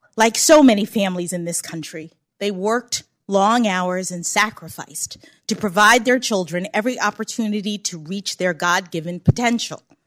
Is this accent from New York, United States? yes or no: no; Washington, District of Columbia, United States; born or raised there